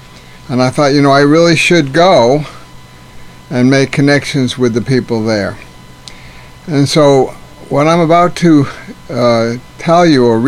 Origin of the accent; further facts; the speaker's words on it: United States; accent: American; At first, one interpreter had trouble with my American accent